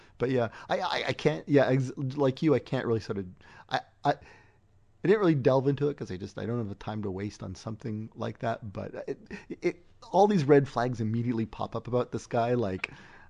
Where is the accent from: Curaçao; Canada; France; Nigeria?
Canada; And as a Canadian, we're actually blacked out from being able to go through like the Daily Show archive.